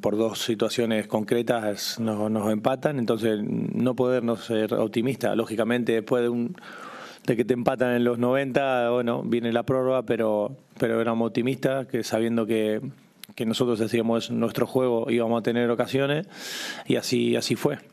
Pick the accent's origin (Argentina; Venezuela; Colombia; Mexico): Argentina; Pujato, Santa Fe; a todo mi pueblo pujato